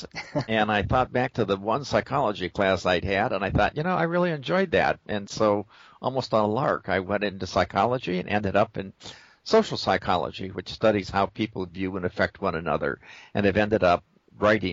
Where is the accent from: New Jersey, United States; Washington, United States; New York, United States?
Washington, United States; Seattle; when I was a child growing up in Seattle